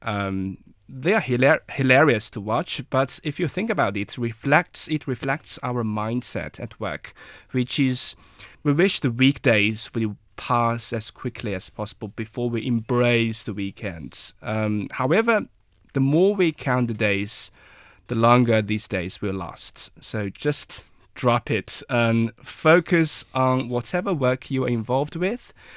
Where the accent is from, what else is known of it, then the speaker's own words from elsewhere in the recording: Inner Mongolia, China; I'm from Inner Mongolia. I'm a Mongolian